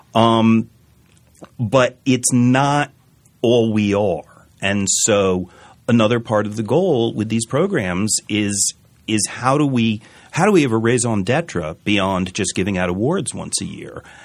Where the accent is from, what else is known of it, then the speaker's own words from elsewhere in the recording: New Haven, Connecticut, United States; I grew up in New Haven